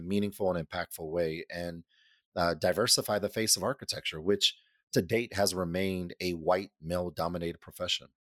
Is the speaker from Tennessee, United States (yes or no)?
no; Denver, Colorado, United States; was born and raised in Denver, Colorado